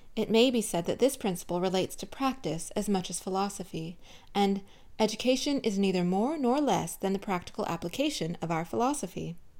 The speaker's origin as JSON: {"language": "English", "region": "Southern California", "country": "United States", "tie": "born or raised there", "said": "I grew up in Southern California"}